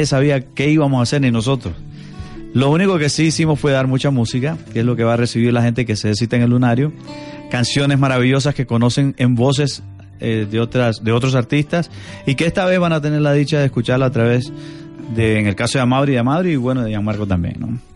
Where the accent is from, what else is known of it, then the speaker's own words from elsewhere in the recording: Somoto, Madriz, Nicaragua; No, yo soy del norte, yo soy de Somoto.